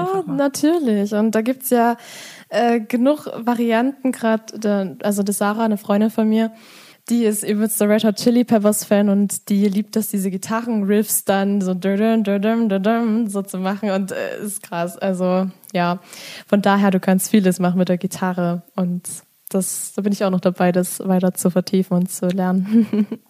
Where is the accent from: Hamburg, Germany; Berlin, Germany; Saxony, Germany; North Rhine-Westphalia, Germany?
Saxony, Germany; Ore Mountains; bei uns im Erzgebirge